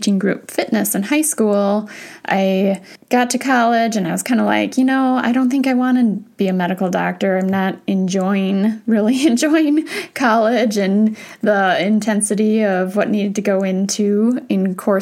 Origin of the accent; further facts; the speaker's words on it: Wisconsin, United States; I grew up in Wisconsin